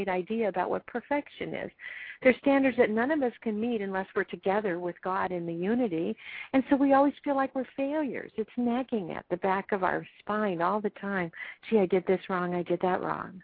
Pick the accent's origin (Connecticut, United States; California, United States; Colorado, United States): California, United States; Los Angeles; I'm an L.A. kid too, L.A. County kid.